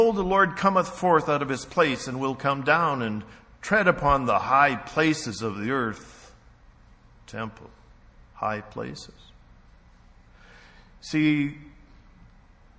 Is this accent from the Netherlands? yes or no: no; Canada; also born or lived in United States; I'm a Canadian, actually I'm a dual citizen